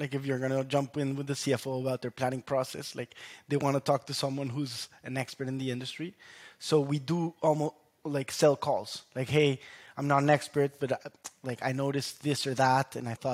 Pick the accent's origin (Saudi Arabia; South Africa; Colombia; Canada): Colombia; moved away; I was national champion in my home country, Colombia, growing up.